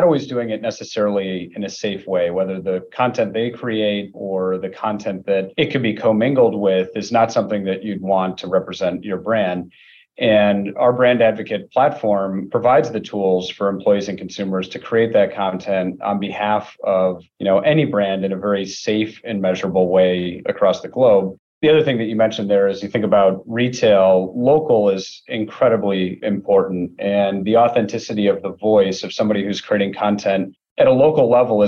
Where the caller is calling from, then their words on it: Rochester, New York, United States; I'm joining you from Rochester, New York.